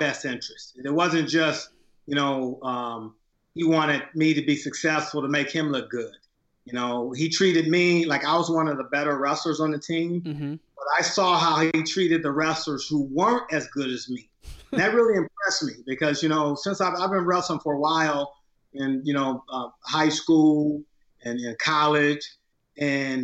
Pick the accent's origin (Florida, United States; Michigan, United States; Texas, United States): Michigan, United States; Flint; born or raised there